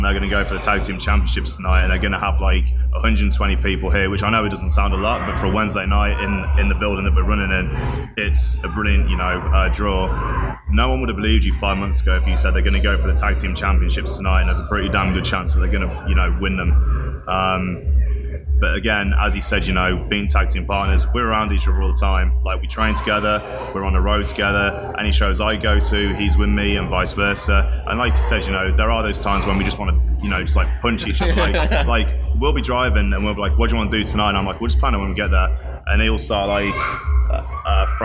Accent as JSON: {"language": "English", "country": "United Kingdom", "moved": "as an adult", "lives_now": "United States", "said": "being British"}